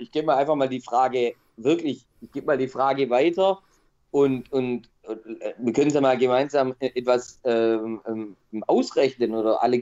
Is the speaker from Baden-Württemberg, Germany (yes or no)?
yes; Stuttgart, Baden-Württemberg, Germany; also ich als Stuttgarter, kann mir nicht vorstellen